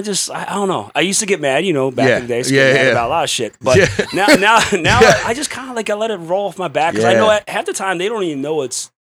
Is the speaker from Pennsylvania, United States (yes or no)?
yes; Philadelphia, Pennsylvania, United States; I'm from Philly.